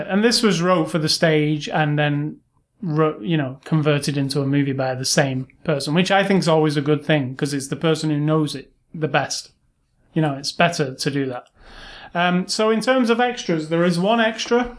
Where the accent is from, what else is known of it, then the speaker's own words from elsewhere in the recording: United Kingdom; now in United States; I'm British